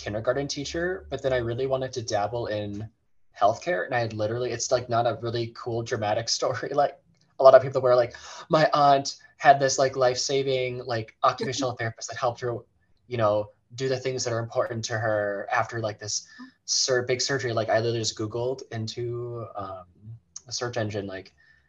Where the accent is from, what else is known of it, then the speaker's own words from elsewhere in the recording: Big Lake, Minnesota, United States; now in Buffalo, United States; I am from Big Lake, Minnesota, and both Zach and I, we live in Buffalo, Minnesota